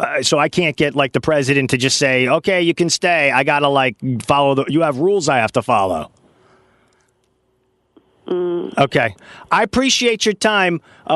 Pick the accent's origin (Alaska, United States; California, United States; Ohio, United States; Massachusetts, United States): California, United States; Los Angeles; Yeah, I'm from the USA. I'm American, yeah.